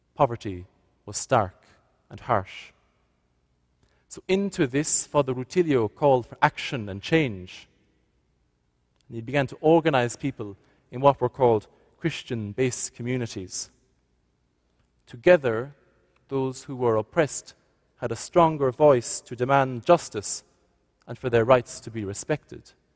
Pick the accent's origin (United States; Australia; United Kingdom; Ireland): Ireland; moved away as an adult; now in Nova Scotia, Canada; can't quite work out my accent, I've come from Ireland